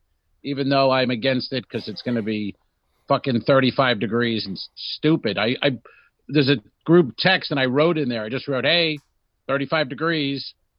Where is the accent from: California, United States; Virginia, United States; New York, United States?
New York, United States; Massapequa; I was from Massapequa.